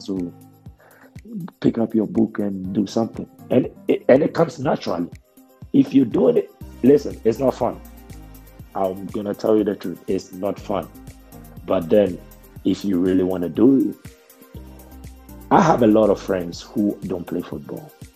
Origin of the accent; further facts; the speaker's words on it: Ghana; accent: thick Ghanaian; moved away; also born or lived in United States; When I went to America, I had a thick Ghanaian accent